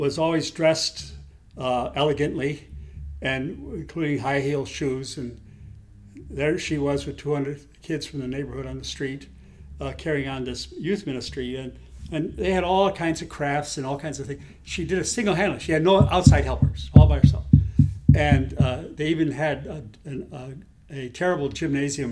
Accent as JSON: {"language": "English", "town": "Chicago", "region": "Illinois", "country": "United States", "tie": "born or raised there", "moved": "as an adult", "lives_now": "Philadelphia, United States", "said": "I'm from Chicago. I grew up in the north side of Chicago"}